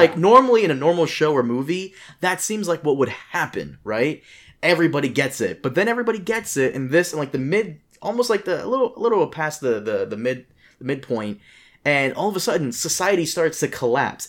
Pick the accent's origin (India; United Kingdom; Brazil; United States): Brazil; I was born in Brazil. I am Brazilian